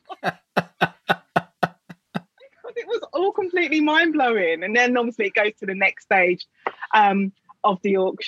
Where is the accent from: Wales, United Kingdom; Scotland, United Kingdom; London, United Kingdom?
London, United Kingdom; I live in London and I grew up in London